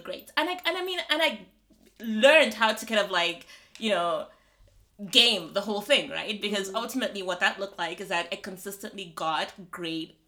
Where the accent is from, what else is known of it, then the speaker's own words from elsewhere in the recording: Malawi; moved away as an adult; also born or lived in South Africa; I'm from Malawi